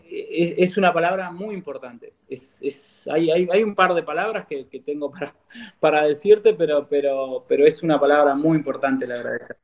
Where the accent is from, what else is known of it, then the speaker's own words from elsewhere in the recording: Comodoro Rivadavia, Chubut, Argentina; also born or lived in El Bolsón, Río Negro; nacido en el Bolsón y viví en el Bolsón hasta mis ocho años. Eh, luego me vine para, Comodoro